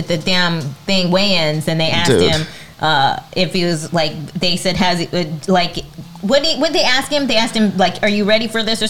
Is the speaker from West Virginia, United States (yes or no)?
no; California, United States; I'm a fucking Dodgers fan because I'm from California